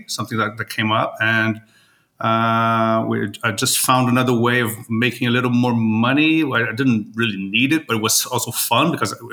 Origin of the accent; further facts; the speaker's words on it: Rio de Janeiro, Brazil; also born or lived in Weston, Florida, United States; Born and raised in Brazil. Yeah. I'm from Rio.